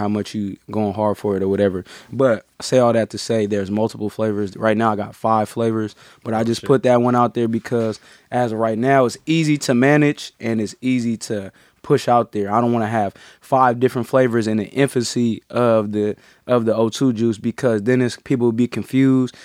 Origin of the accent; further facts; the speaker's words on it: San Francisco, California, United States; Born and raised San Francisco, California